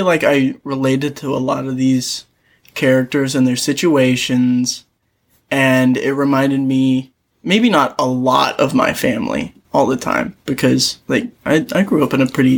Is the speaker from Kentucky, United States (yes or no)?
yes; Kentucky, United States; Like, both of us are from Kentucky, but I feel like both of us do a good job of not sounding like we come from Kentucky